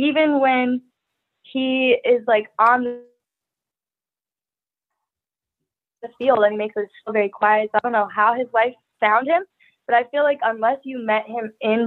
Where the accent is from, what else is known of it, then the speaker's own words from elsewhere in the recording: Mankato, Minnesota, United States; now in Los Angeles, United States; I'm from Mankato